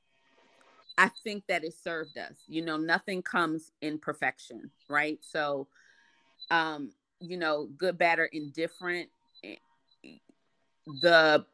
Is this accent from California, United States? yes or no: no; Washington, District of Columbia, United States; here in DC, I definitely had to get around young